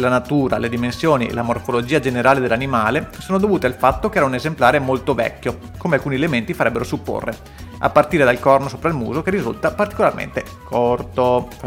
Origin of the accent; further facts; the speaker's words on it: London, United Kingdom; accent: South London; invece io con la mia pronuncia da sud di Londra